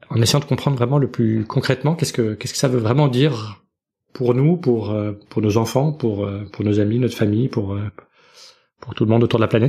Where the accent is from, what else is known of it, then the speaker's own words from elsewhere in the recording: Belgium; now in United States; je suis belge